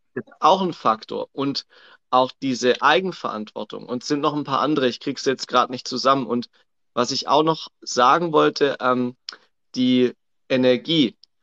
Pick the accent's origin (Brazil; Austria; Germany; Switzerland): Germany; Swabia; accent: Swabian